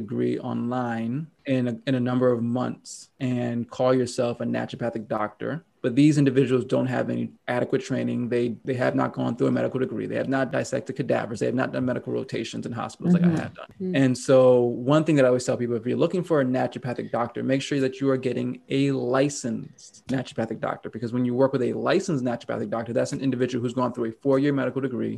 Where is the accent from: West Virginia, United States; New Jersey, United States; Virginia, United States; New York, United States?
New York, United States; now in Oregon, United States; my home state of New York City or New York State